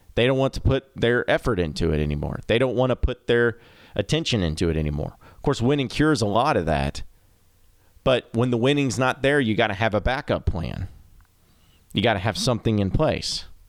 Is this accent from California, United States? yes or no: no; Arkansas, United States; I grew up in the state of Arkansas. I'm from Arkansas